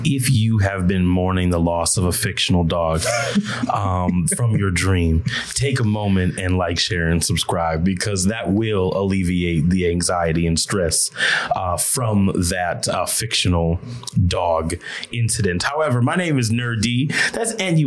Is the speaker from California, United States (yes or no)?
no; Rosemount, Minnesota, United States; grew up in Rosemont, Minnesota, which is a suburb of in Minneapolis